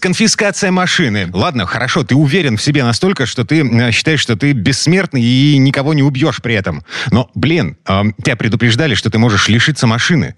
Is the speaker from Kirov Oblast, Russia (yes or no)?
yes; Kirov, Kirov Oblast, Russia; moved away; Я вот жил в таком квартале у себя на родине в Кирове.